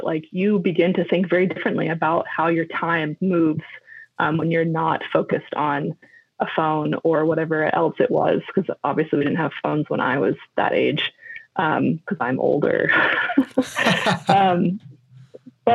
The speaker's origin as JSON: {"language": "English", "area": "Bay Area", "region": "California", "country": "United States", "tie": "born or raised there", "also_born_or_lived": "Northern Argentina", "moved": "as an adult", "said": "as a kid, I grew up in the Bay Area"}